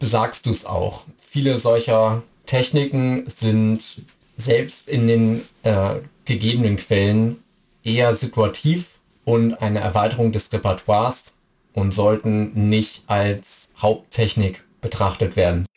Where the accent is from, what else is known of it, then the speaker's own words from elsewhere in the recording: Hamburg, Germany; moved away; Ich bin ursprünglich Hamburger